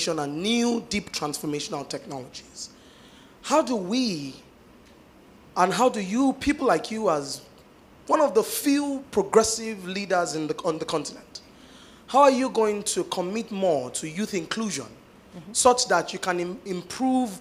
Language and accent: English; Nigeria; I come from Nigeria.